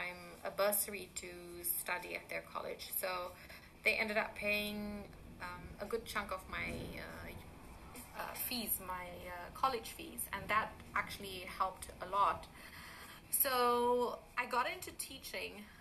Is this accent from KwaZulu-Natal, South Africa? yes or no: yes; Durban, KwaZulu-Natal, South Africa; moved away as an adult; also born or lived in Chatsworth; now in Italy; I grew up in Durban